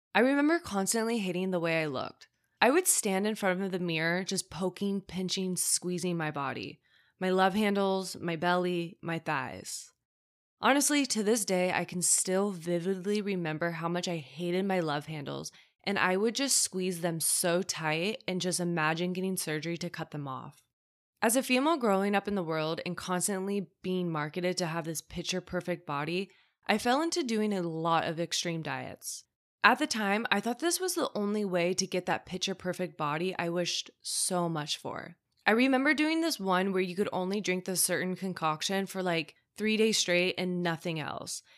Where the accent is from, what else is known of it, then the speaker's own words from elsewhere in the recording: Midwest, United States; I grew up in the Midwest